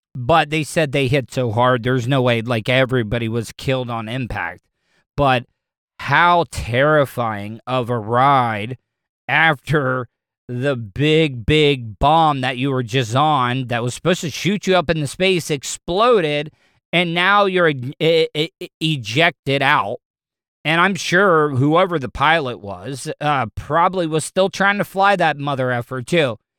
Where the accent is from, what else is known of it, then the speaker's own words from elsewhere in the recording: De Leon Springs, Florida, United States; I grew up in De Leon Springs